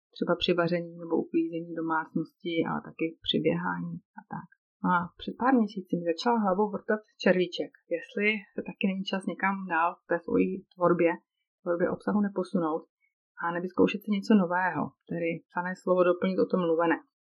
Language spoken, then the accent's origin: Czech; Moravia, Czechia; moved away as an adult; now in Switzerland; Pocházím z Moravy, a v listopadu 2014 se život naší tehdy ještě čtyřčlenné rodiny obrátil na ruby tím, že jsme v relativně krátké době zbalili celou domácnost a přestěhovali jsme se do Švýcarska.